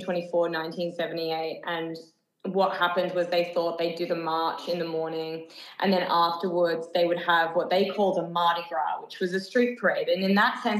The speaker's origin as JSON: {"language": "English", "town": "Melbourne", "region": "Victoria", "country": "Australia", "tie": "born or raised there", "also_born_or_lived": "Sydney", "said": "I was born in Sydney, but I'm a Melbourne girl"}